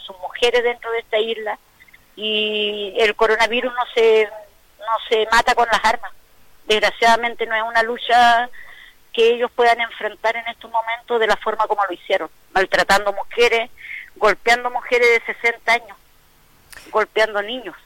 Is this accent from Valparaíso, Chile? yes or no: no; Quinchao Island, Los Lagos, Chile; nuestra isla